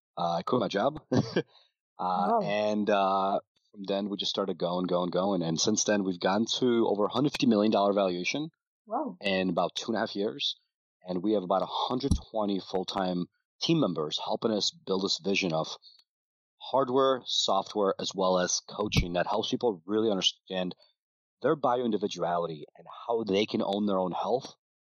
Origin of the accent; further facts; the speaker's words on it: Ukraine; moved away; When I was a little bit younger, I immigrated from Ukraine. My parents didn't have that much money.